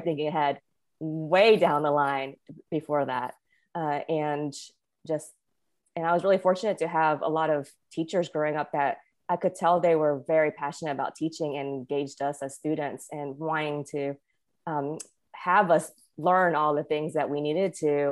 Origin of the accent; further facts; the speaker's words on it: Winston-Salem, North Carolina, United States; also born or lived in Wilmington, North Carolina / California / Hawaii / Las Vegas; I was born and raised in North Carolina, which I think surprises most people, but it's, you know, this is where I grew up.